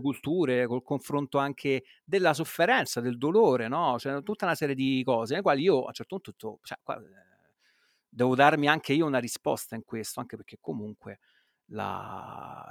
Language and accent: Italian; Rome, Lazio, Italy; come si dice a Roma, se capisce che sono di Roma